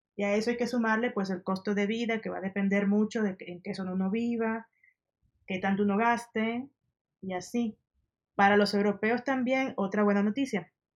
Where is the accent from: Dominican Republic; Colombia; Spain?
Dominican Republic; moved away as an adult; also born or lived in Denmark; now in Mexico City, Mexico; mi experiencia de, ser estudiante en mi país